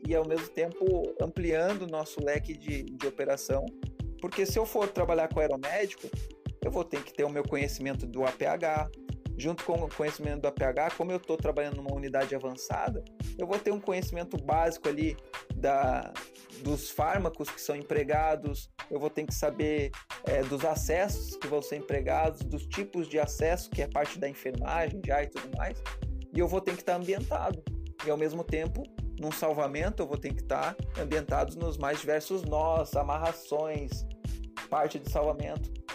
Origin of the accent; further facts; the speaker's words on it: Serra Catarinense, Santa Catarina, Brazil; eu sou da Serra Catarinense